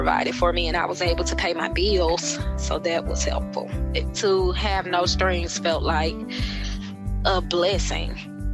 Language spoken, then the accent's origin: English; Jackson, Mississippi, United States; I'm from Jackson, Mississippi.